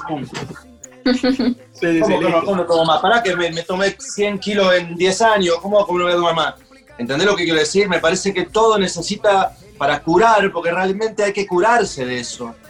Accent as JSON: {"language": "Spanish", "town": "Funes", "region": "Santa Fe", "country": "Argentina", "tie": "born or raised there", "said": "me crié en Funes"}